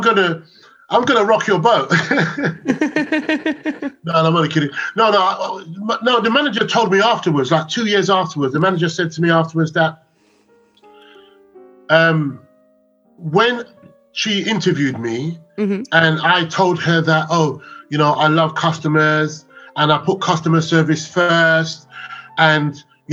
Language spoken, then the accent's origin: English; London, United Kingdom; I'm a Londoner